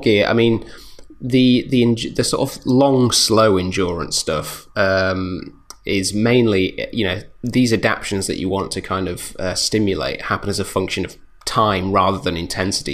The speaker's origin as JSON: {"language": "English", "country": "United Kingdom", "said": "we're British"}